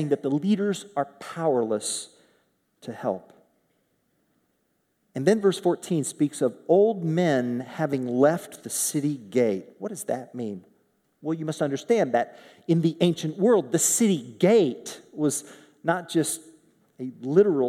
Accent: Oklahoma, United States; in Oklahoma, my home state

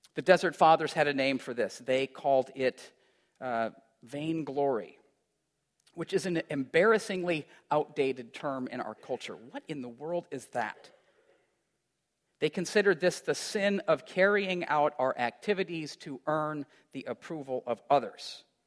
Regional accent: Iowa, United States; moved away; also born or lived in Chicago; as a kid growing up in Iowa

